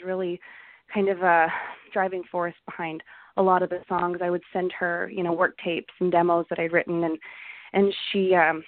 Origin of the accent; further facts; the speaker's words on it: Calgary, Alberta, Canada; growing up in Calgary, country music was a huge part of my life